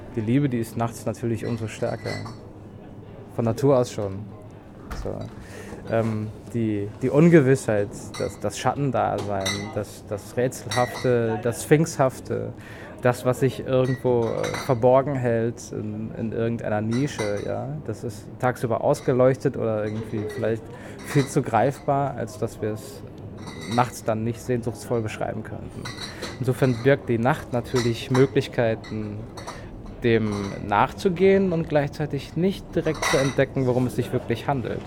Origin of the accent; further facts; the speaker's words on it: North Frisia, Schleswig-Holstein, Germany; now in Berlin, Germany; ich bin Nordfriese und irgendwie. Ich habe meine Heimat verlassen